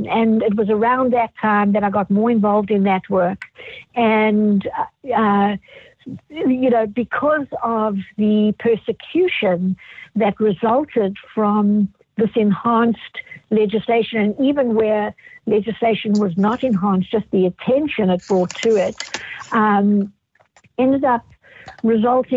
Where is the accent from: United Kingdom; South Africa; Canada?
South Africa; moved away as an adult; now in United States; I had been born and raised in South Africa and practiced law there, and then immigrated to the United States during the apartheid era.